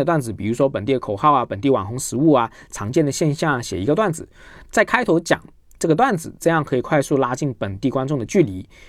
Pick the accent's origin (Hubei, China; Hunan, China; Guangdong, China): Guangdong, China; accent: Guangdong accent; 我本身是广东人，普通话有广东口音。